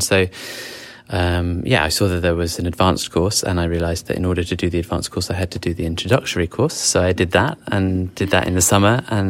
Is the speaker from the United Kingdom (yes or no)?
yes; England, United Kingdom; I'm also from England.